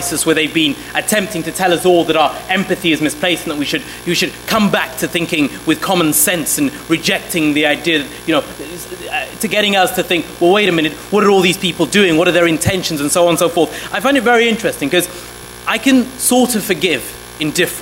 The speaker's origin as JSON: {"language": "English", "town": "Sheffield", "region": "Yorkshire and the Humber", "country": "United Kingdom", "tie": "born or raised there", "also_born_or_lived": "Somalia", "said": "We came to the United Kingdom in 1993, and we grew up in Sheffield, in the north"}